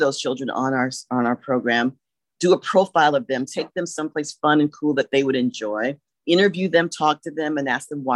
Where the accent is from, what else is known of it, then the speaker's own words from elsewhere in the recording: Columbia, United States; moved away as an adult; one of my best friends that I grew up with in Columbia